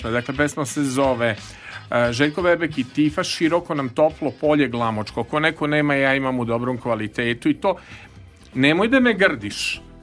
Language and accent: Croatian; Vršac, Vojvodina, Serbia; also born or lived in Belgrade; now in Novi Sad, Serbia; Jeste, ja sam iz Vršca